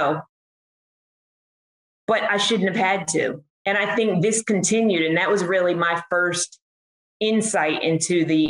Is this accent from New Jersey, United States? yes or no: yes; Trenton, New Jersey, United States; I am from Trenton, New Jersey